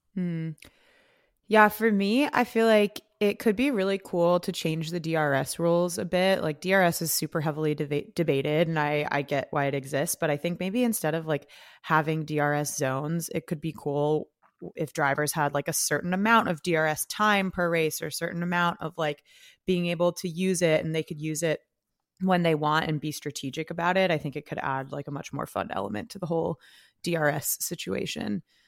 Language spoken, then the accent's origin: English; California, United States; now in New York, United States; I am a Californian